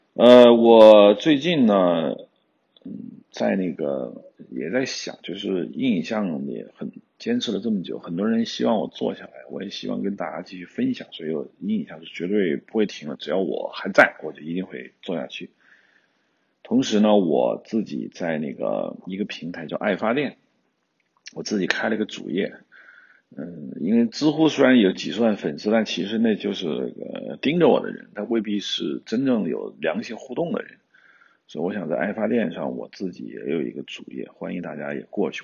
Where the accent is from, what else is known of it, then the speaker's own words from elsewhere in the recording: China; 我们中国人